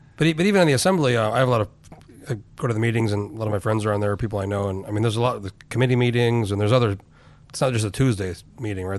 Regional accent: Albuquerque, New Mexico, United States; moved away; I grew up in Albuquerque

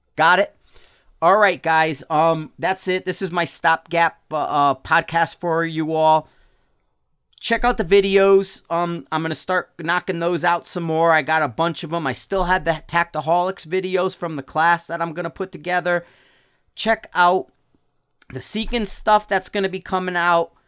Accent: Connecticut, United States; moved away; I'm from Connecticut

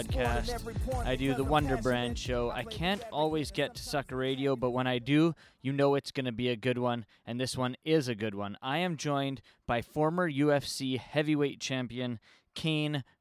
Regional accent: Vancouver, British Columbia, Canada; here in Vancouver, British Columbia, my hometown

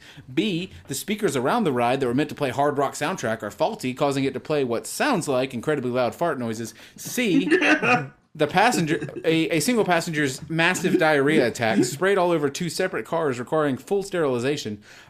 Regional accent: South Carolina, United States; I'm from South Carolina.

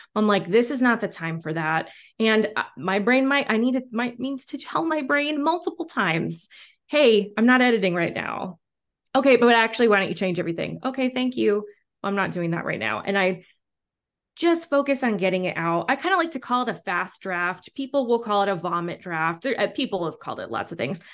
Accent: Washington, United States; also born or lived in New York; now in Los Angeles, United States; I grew up in Washington State and live in L A now

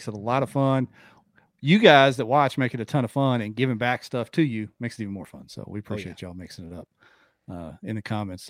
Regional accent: Dayton, Ohio, United States; I grew up in Dayton, just down the road from him.

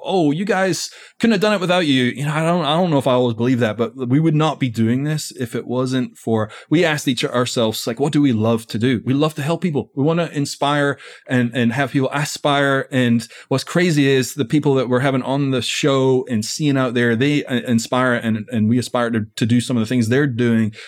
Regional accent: Scotland, United Kingdom; now in United States; I'm from Scotland originally. So I've been in America for twenty years.

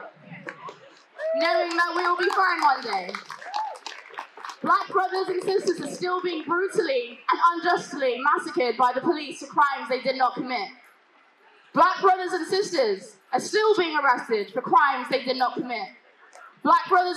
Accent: United Kingdom; accent: British; my British accent

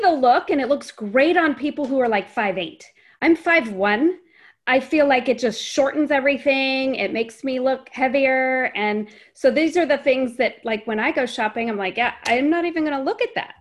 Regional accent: Fairfax, United States; I grew up in Fairfax

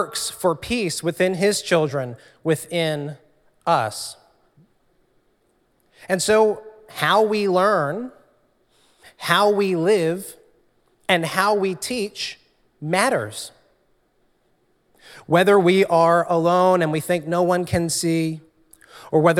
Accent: New Jersey, United States; also born or lived in Trenton, New Jersey; I grew up in South Jersey

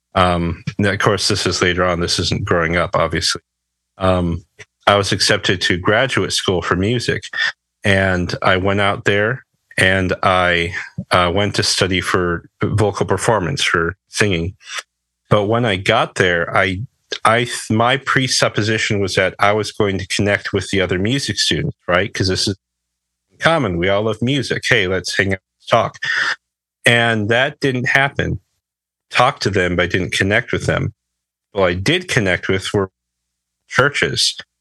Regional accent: Berrien Springs, Michigan, United States; I'm from Southwest Michigan. There's a little town called Berrien Springs. Um, I've lived here most of my life

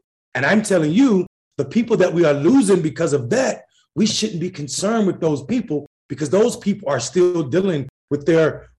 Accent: North Carolina, United States; as a Black person who understands, I'm from North Carolina. I was chased by the Klan. These same people went to church. These same people believe that I didn't belong in the same building as them. And I'm not an old Christian. I'm 42 years old.

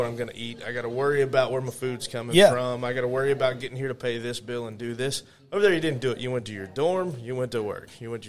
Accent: Louisiana, United States; Well, I'm from Louisiana originally. That's where I was born. But I joke with people that I'm a man of the world. As soon as I could start moving around and leaving the South, I started moving around.

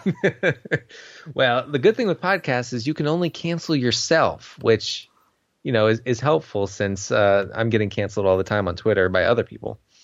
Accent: United States; I went to school in the United States

